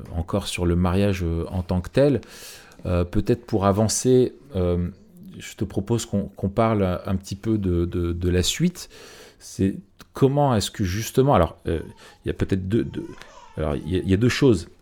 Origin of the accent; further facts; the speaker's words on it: France; chez nous en France